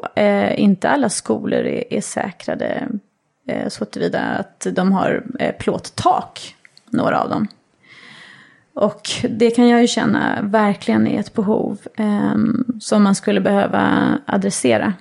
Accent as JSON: {"language": "Swedish", "country": "Sweden", "also_born_or_lived": "New York", "moved": "as an adult", "said": "som svensk"}